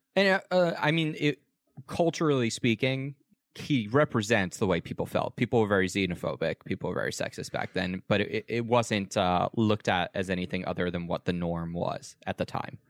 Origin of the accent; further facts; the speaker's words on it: United States; as an American